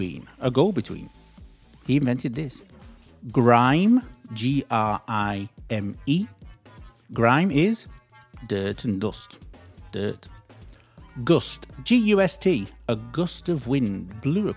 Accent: Manchester, North West England, United Kingdom; accent: Manchester; my pronunciation is a Manchester pronunciation, so don't come out correct to my pronunciation now. I'm from Manchester.

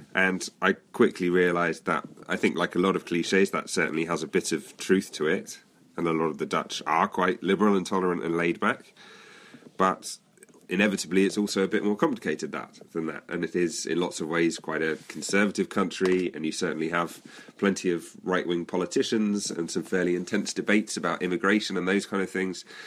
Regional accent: United Kingdom; moved away as an adult; now in Netherlands; as you may be able to hear, I'm British by birth. I, but I moved to live in the Netherlands about seven or eight years ago

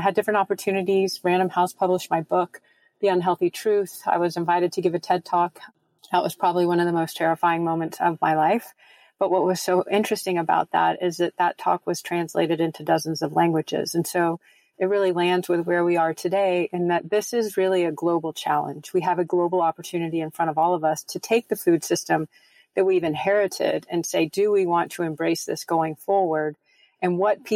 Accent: United States

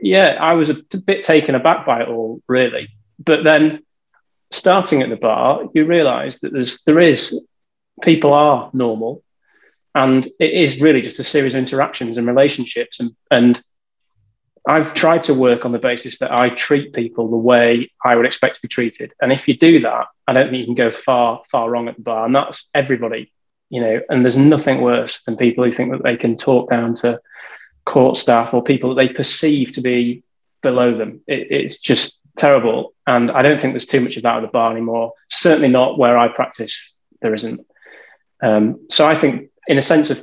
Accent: United Kingdom; moved away as an adult; I'm from a tiny village that I've never heard of. So I'm from between Leeds and Manchester.

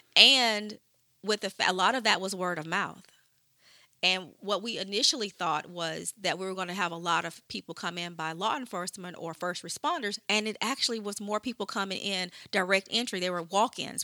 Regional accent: Shreveport, Louisiana, United States; moved away; I'm from Shreveport originally.

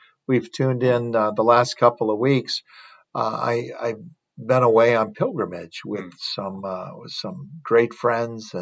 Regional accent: Wisconsin, United States; moved away; my home state of Wisconsin

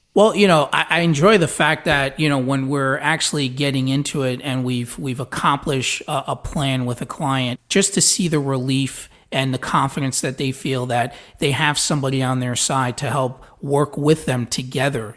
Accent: New York City, New York, United States; moved away as an adult; also born or lived in New Jersey; now in Florida, United States; I was born in Brooklyn.

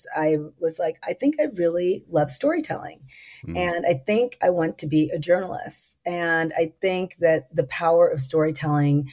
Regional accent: Los Angeles, California, United States; I'm a native of Southern California. I was born in Los Angeles

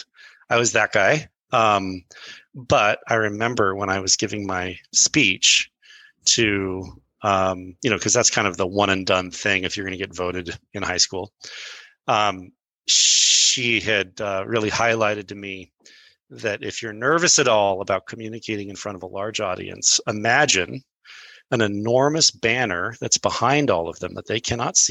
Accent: Brazil; first language pt; English is a second language; also born or lived in Boulder, United States; So I was born in Boulder, and my folks were speech writers for some folks who were in Brazil. So they were writing speeches for these diplomat-esque folks. And so we moved to Brazil, and my first language was Portuguese.

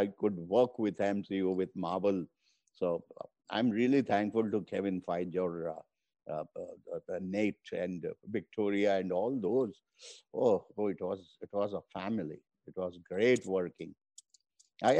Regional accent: India; first language Hindi; English is a second language; my native language, Hindi

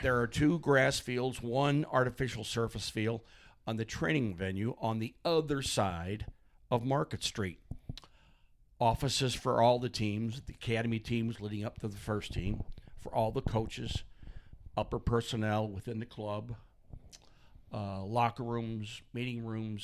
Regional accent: St. Louis, Missouri, United States; I grew up in St. Fulton Areas Parish in Walnut Park. That's right in the heart of North St. Louis

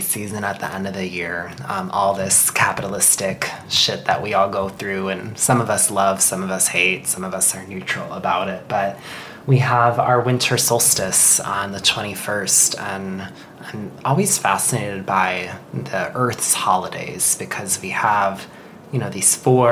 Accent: Chicago, Illinois, United States; also born or lived in Denver; now in Seattle, United States; I'm from Chicago originally

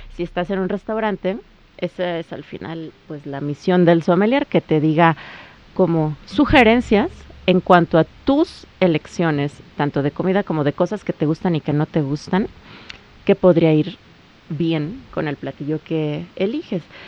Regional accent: Mexico; yo como mujer mexicana

